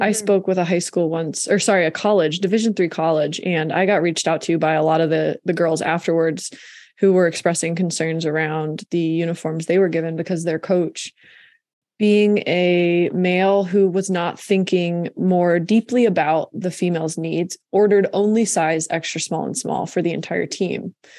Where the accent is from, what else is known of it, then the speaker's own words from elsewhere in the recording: Williamsport, Pennsylvania, United States; I'm from Williamsport, Pennsylvania